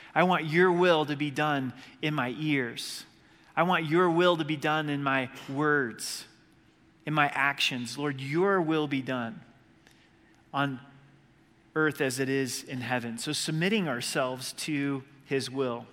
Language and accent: English; Southern Oregon, United States; Growing up in Southern Oregon on the, the Rogue River